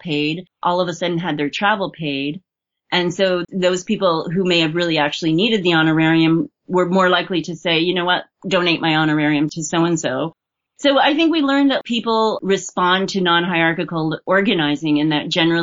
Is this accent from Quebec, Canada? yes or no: yes; Montreal, Quebec, Canada; I wasn't born here, but I'm from Montreal. I've lived the vast majority of my life here.